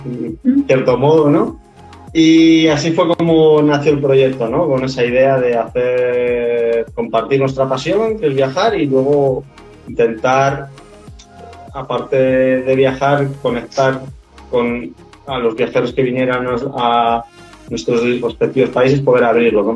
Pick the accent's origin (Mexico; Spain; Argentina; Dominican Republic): Spain; Tenerife, Canary Islands; also born or lived in Australia / New Zealand; soy de Tenerife, de las Islas Canarias, unas islas al sur de España.